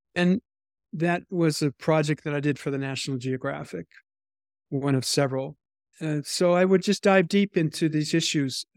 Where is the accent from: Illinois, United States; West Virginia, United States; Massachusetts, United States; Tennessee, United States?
Massachusetts, United States; Boston; as a teenager growing up in the Boston area